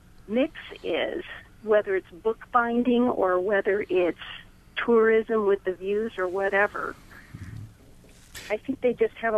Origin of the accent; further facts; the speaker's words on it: Olytic, Indiana, United States; I'm from Olytic.